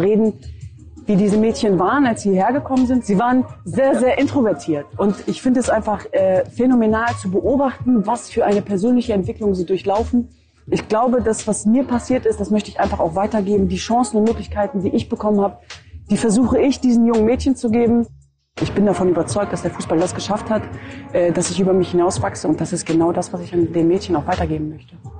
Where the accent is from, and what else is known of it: Germany; born or raised there